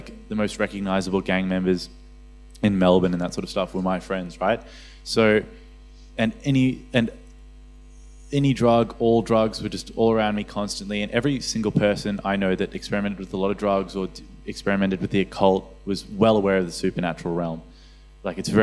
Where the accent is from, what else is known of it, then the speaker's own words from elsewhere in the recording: Johannesburg, Gauteng, South Africa; moved away; I come from Johannesburg in South Africa, so we have a lot of like occultic influences there